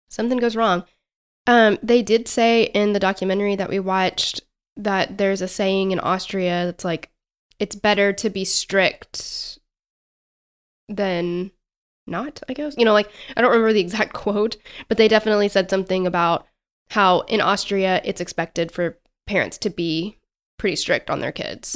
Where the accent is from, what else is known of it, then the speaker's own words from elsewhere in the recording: Tennessee, United States; accent: Southern; We are Southern as hell